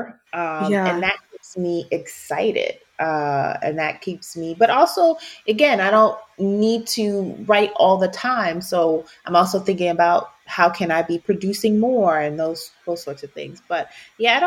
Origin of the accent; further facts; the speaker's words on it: Baltimore, Maryland, United States; moved away; also born or lived in Washington, D.C.; we're both from Baltimore